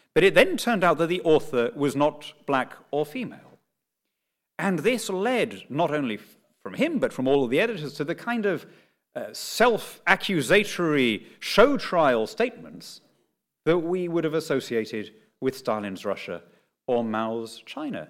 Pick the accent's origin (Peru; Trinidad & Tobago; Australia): Peru; Lima; moved away; born and brought up in Lima